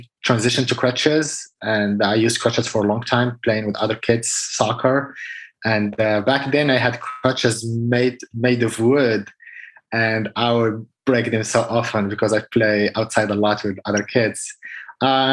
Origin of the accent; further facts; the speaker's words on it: Casablanca, Casablanca-Settat, Morocco; moved away as an adult; I was born in Casablanca, Morocco. I spent all my childhood, adult, like until I was 27 years old.